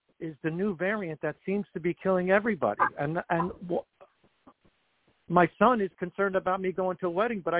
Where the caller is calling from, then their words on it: New York, United States; I'm calling from New York.